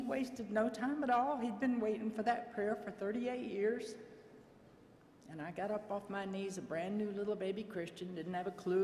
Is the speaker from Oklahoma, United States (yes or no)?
yes; Oklahoma City, Oklahoma, United States; also born or lived in Florida; went back to my hometown of Oklahoma City